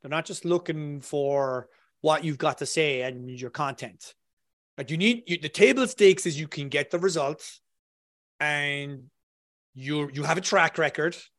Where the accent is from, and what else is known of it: Ireland